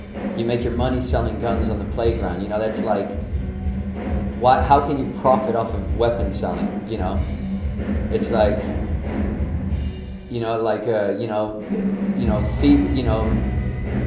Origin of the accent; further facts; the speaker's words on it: Copenhagen, Capital Region of Denmark, Denmark; now in Brooklyn, United States; I'm from Copenhagen, Denmark. I live in Brooklyn